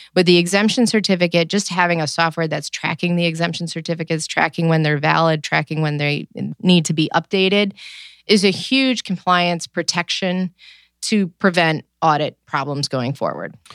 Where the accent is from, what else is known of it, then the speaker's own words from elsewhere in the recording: New York, United States; now in Cleveland, United States; I am originally from New York